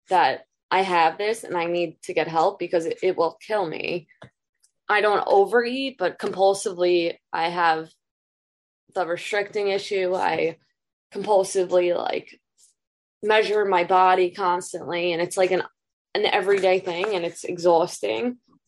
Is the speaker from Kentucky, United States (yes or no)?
no; Long Island, New York, United States; I'm from Long Island, New York.